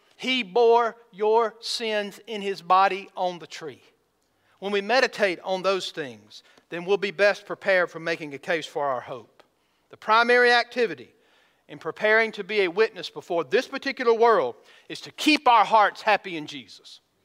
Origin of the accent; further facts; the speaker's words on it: Georgia, United States; now in Missouri, United States; I'm from Georgia